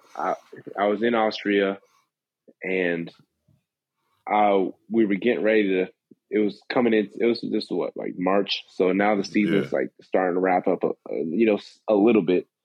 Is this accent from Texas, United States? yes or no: yes; San Antonio, Texas, United States; now in Lexington, United States; growing up in San Antonio